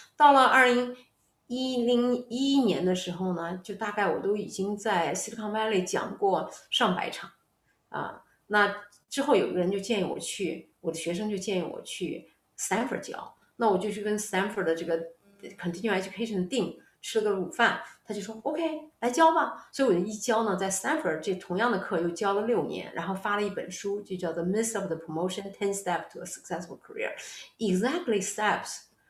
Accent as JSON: {"language": "Chinese", "town": "Xuzhou", "region": "Jiangsu", "country": "China", "tie": "born or raised there", "moved": "yes", "said": "我本身呢，是，是出生在徐州市"}